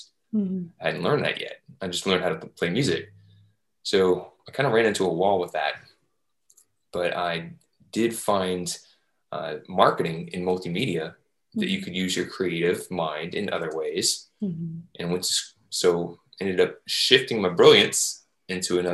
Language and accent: English; Louisville, Kentucky, United States; moved away as an adult; now in Jacksonville, United States; I was raised in Louisville, Kentucky